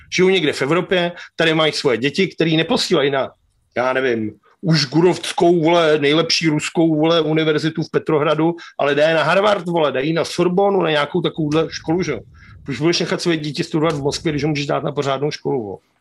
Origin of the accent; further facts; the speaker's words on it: Czechia; hrdí jako Češi